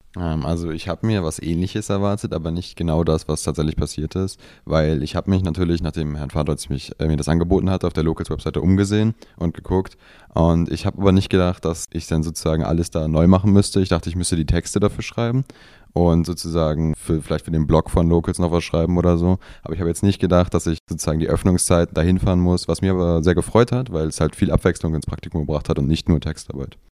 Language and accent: German; Büchen, Schleswig-Holstein, Germany; ich komme tatsächlich aus Büchen